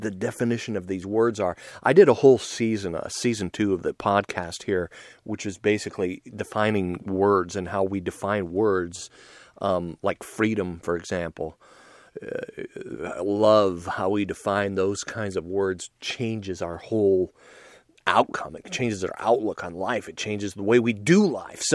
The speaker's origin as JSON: {"language": "English", "country": "United States", "said": "I'm just an American dude"}